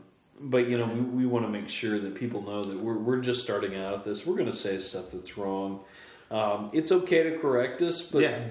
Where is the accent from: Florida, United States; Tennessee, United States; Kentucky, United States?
Tennessee, United States; Knoxville; I am from Knoxville, born and raised.